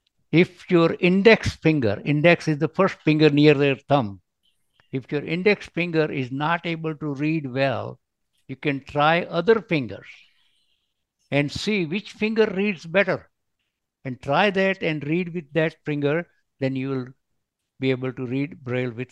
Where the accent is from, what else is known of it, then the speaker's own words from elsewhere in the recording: India; now in Hayward, United States; I live in the United States, but although I'm originally from India, I settled in America